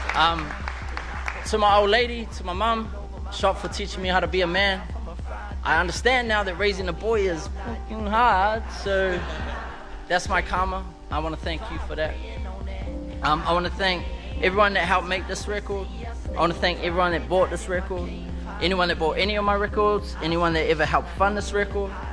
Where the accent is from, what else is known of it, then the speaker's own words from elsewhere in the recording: Auckland, New Zealand; where I'm from is a place called Avondale. You know? And I'm still there.